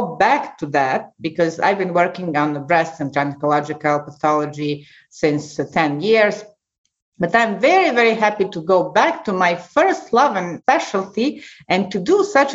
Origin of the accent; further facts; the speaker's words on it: Serbia; moved away as an adult; also born or lived in United States; now in Clermont-Ferrand, France; as a medical student in my home country, ex-Yugoslavia, now Serbia